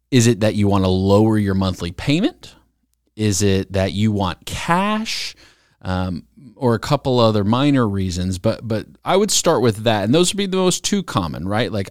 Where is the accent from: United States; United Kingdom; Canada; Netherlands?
United States; North Carolina; I grew up in North Carolina. It's all I remember. It's all I know.